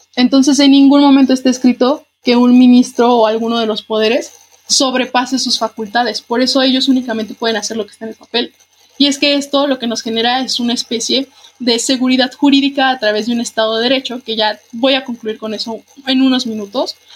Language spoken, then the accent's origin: Spanish; Guanajuato, Mexico; para quienes somos de Guanajuato